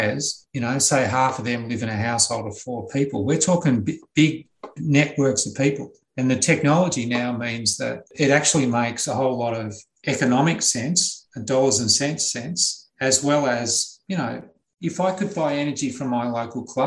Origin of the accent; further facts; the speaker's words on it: Australia; as an Australian